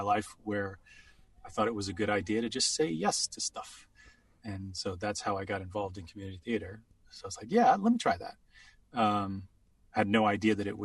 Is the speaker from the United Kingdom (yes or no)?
yes; England, United Kingdom; moved away; I grew up in England, so different school structure.